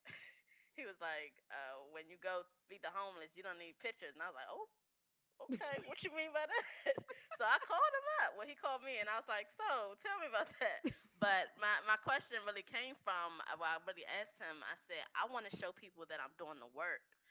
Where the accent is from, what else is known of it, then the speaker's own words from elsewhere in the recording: West Virginia, United States; moved away; I love my home state